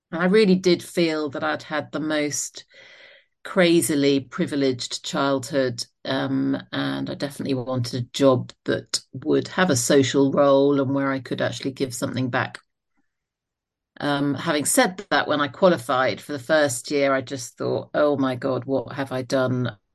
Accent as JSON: {"language": "English", "area": "Isle of Wight", "region": "South East England", "country": "United Kingdom", "tie": "born or raised there", "also_born_or_lived": "South London", "moved": "as an adult", "said": "I was born in South London. My mum was a nurse and my dad was a surgeon, uh, one brother and one sister. We moved to the Isle of Wight when I was about nine years old"}